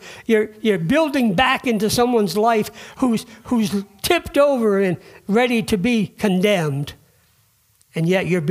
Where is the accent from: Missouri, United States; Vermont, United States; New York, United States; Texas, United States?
Vermont, United States; we're from Vermont